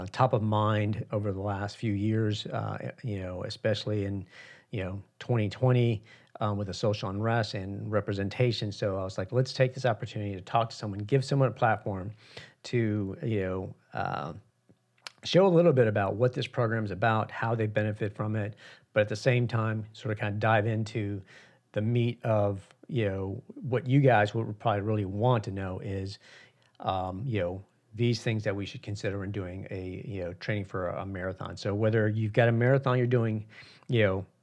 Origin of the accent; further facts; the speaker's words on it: New York City, New York, United States; moved away; I was born in Queens in New York, and I haven't been back probably in about 30 years